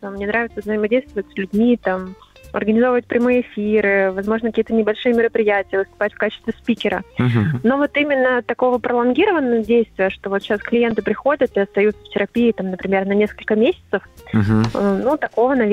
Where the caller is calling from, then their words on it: Yaroslavl, Yaroslavl Oblast, Russia; звоню я вам из Ярославля.